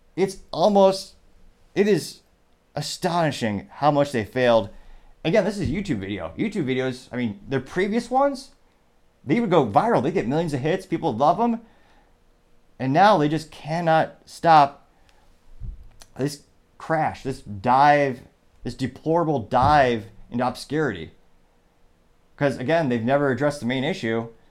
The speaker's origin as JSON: {"language": "English", "region": "Midwest", "country": "United States", "tie": "born or raised there", "said": "I grew up in the Midwest"}